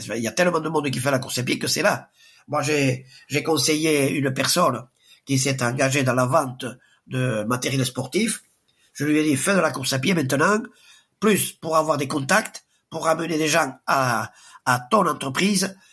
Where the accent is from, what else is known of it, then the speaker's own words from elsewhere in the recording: Sparin, Nouvelle-Aquitaine, France; now in Espelette, France; je suis pas né à Espelette, je suis né à Sparin.